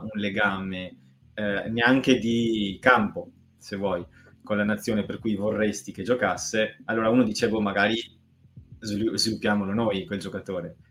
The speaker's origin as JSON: {"language": "Italian", "town": "Montebelluna", "region": "Veneto", "country": "Italy", "said": "ridente Montebelluna, mio compaesano"}